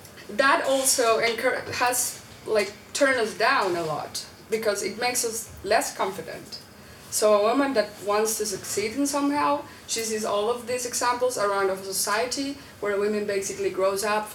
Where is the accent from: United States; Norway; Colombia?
Colombia; moved away; I came from Colombia